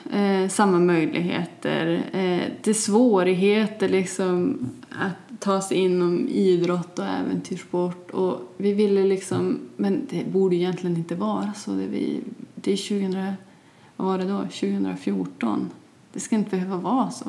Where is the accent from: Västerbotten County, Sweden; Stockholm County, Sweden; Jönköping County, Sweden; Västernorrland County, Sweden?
Västerbotten County, Sweden; Vilhelmina; also born or lived in Holmsund; När vi flyttade från Holmsund till Vilhelmina